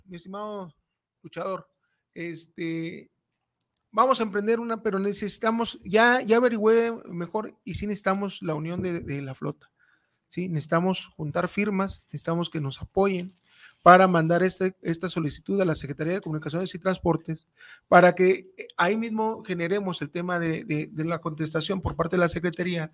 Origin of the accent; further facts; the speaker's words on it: Mexico; somos mexicanos